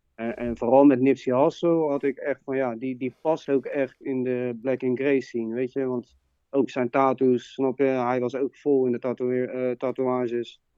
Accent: Leiden, South Holland, Netherlands; from Leiden

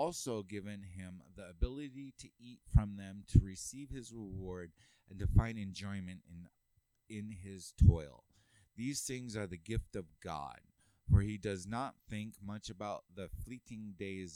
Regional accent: California, United States; moved away as an adult; now in Utah, United States; I'm from California

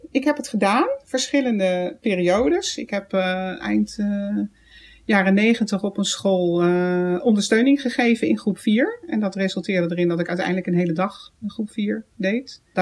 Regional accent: The Hague, South Holland, Netherlands; moved away; ik kom uit Den Haag

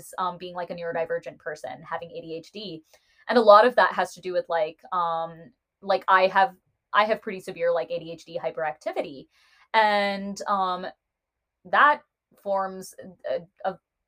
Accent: United States; I am an Indian American woman

